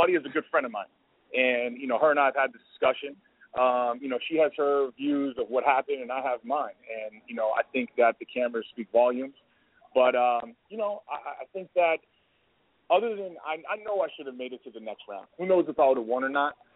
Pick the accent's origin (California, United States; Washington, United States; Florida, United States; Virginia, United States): California, United States; Bay Area; also born or lived in San Mateo, California; I was living in San Francisco. I'm from the Bay Area